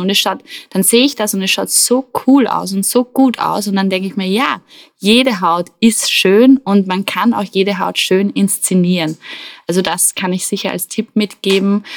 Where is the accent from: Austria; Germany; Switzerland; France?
Austria; Attersee, Upper Austria; am Attersee, wo ich aufgewachsen bin